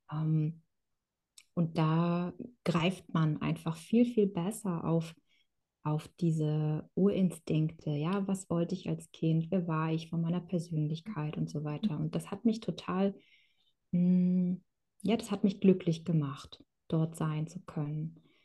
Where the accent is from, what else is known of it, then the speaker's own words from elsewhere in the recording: Kronshagen, Schleswig-Holstein, Germany; also born or lived in Kazakhstan; ich habe mein ganzes Leben lang in Deutschland gelebt